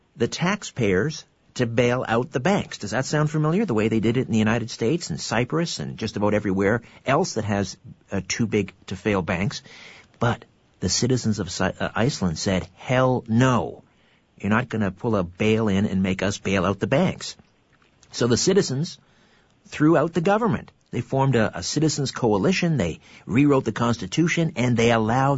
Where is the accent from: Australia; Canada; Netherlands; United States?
Canada; I'm Canadian and I'm supposed to embrace the winter